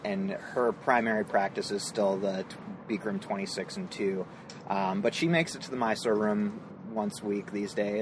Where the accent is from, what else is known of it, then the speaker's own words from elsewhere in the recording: Minneapolis, Minnesota, United States; moved away; also born or lived in San Francisco; we moved from there to Minneapolis, which is my hometown